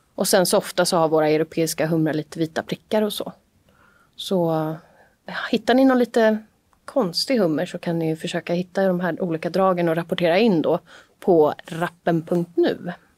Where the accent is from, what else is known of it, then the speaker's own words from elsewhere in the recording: Haninge, Stockholm County, Sweden; Jag är ju då från Jordbro, en ganska tafflig förort till Stockholm.